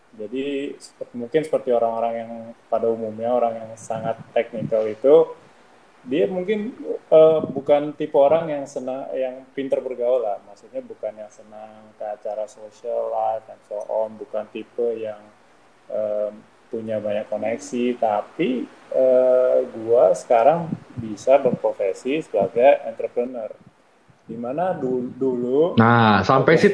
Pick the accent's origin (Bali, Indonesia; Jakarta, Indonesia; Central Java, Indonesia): Jakarta, Indonesia; also born or lived in New Zealand / Germany / United Kingdom; gue lahir di Jakarta dan uh, gua sebenarnya uh, besar di Jakarta, tapi bisa dibilang hampir separuh hidup gue itu gue tinggal di luar negeri alias merantau.